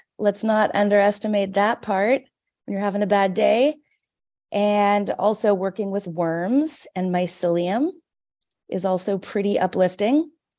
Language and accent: English; Vancouver, British Columbia, Canada; now in Toronto, Canada; my local college where I grew up in Vancouver